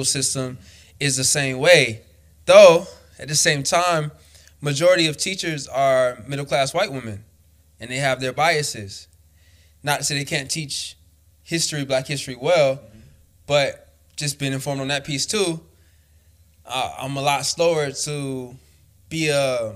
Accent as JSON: {"language": "English", "region": "Florida", "country": "United States", "tie": "born or raised there", "said": "I was born and raised in Florida."}